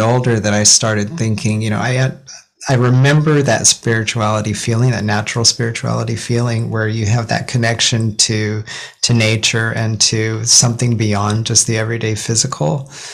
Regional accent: Ogden, Utah, United States; also born or lived in Seattle; now in Japan; So I grew up in Ogden, Utah, tiny town north of Salt Lake City, and before Japan, Seattle

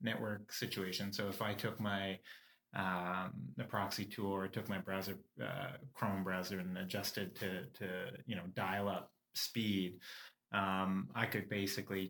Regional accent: Canada; we're Canadian

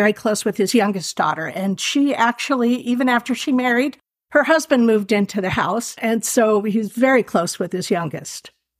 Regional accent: Del Mar, California, United States; also born or lived in New York; they had a home base here in California because harness drivers tend to winter their horses and not race them, and they want good weather for that. So

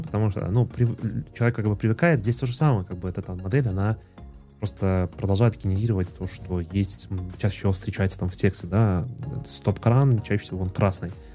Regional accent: Minsk, Belarus; мы сами из Минска

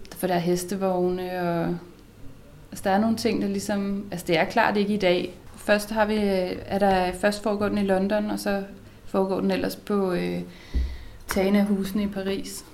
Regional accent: Herning, Central Denmark Region, Denmark; jeg er fra Herning

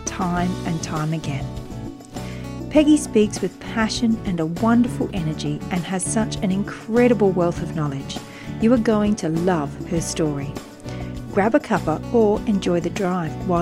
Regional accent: Wiradjuri country, New South Wales, Australia; now in Samford Valley, Australia; I was born on Wiradjuri country

